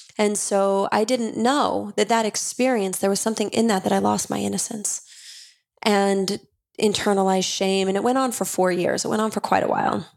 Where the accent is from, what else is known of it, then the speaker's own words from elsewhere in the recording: Utah, United States; I grew up Mormon in Utah